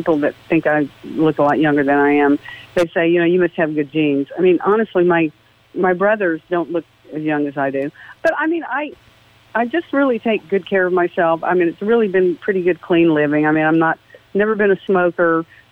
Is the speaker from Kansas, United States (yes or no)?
no; Nashville, Tennessee, United States; moved away as an adult; now in Las Vegas, United States; I'm from Nashville, Tennessee, lived in Vegas for 15 years, but, you know, I miss my home state